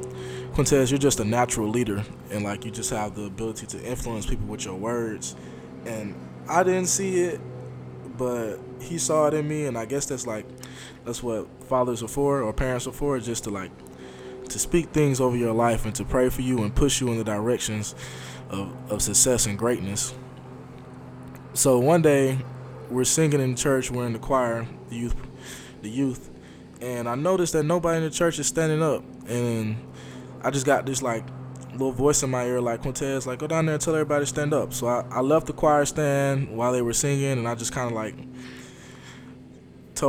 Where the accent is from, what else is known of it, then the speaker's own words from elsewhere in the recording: Montgomery, Alabama, United States; I grew up in Montgomery, Alabama, and my home church back home is Maggie Street